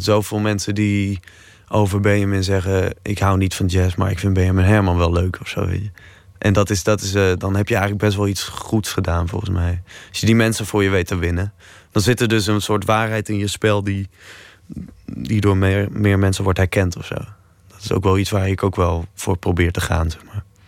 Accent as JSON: {"language": "Dutch", "town": "Leeuwarden", "region": "Friesland", "country": "Netherlands", "said": "ik kom uit Leeuwarden."}